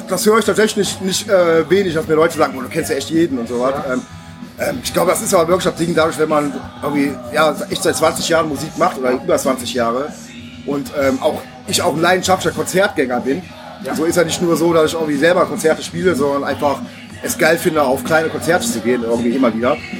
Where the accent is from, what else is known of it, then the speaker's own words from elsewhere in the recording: Neuss, North Rhine-Westphalia, Germany; also born or lived in Offenbach; now in Düsseldorf, Germany; ich bin äh, gebürtiger Offenbacher. Ah, aber ich bin auch nur da geboren worden, also ähm, weil ich kenne diese Stadt gar nicht. Also steht halt auf meinem Ausweis. Aufgewachsen größtenteils in Neuss.